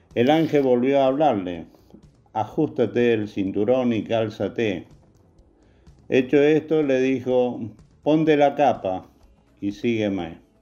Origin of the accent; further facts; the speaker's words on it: Argentina; como argentino